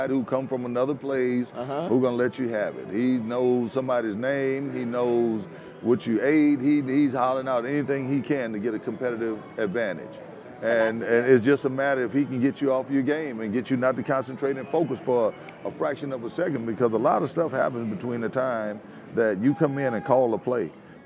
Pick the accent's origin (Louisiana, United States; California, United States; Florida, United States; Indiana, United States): Louisiana, United States; to be from Louisiana and my hometown to only be about 55 miles from New Orleans